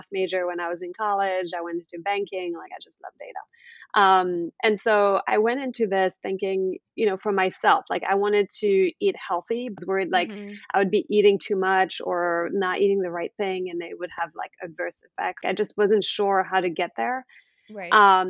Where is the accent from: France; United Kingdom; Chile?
France; now in United States; I'm actually originally from France. I've been living in the US for about 20 years.